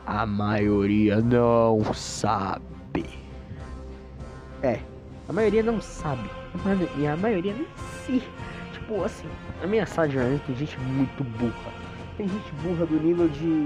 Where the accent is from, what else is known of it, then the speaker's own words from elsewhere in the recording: São Paulo, Brazil; minha faculdade é em São Bernardo, era, e eu sou de São Paulo.